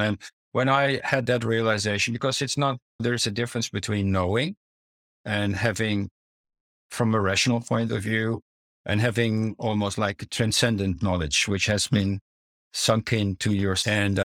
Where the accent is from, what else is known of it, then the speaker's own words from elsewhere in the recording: Netherlands; also born or lived in Italy / Amsterdam; As a child, I grew up in the Netherlands. I grew also partially up in Italy